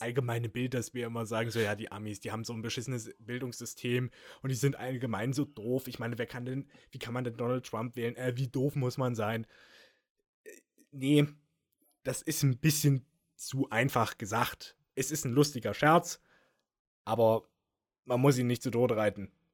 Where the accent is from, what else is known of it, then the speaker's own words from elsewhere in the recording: Germany; als Deutscher, als Europäer